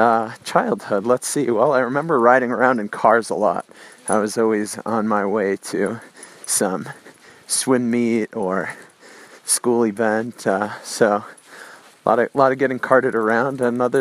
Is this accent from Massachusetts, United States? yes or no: no; Syracuse, New York, United States; I grew up in Syracuse, New York, the youngest of four children, one girl and three boys